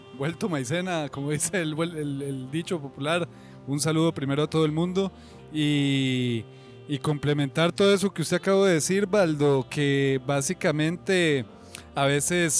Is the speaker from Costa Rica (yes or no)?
yes; Costa Rica; moved away; also born or lived in Colombia; Yo soy tico, pero eh, viví 10 años allá